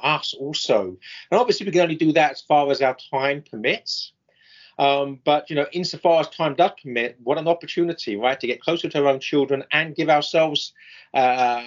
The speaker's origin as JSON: {"language": "English", "region": "England", "country": "United Kingdom", "moved": "yes", "lives_now": "United States", "said": "I'm English"}